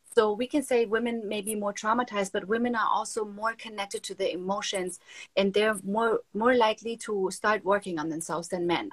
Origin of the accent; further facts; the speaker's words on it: Germany; moved away as an adult; now in Miami, United States; growing up in Germany, I grew up like in a nice household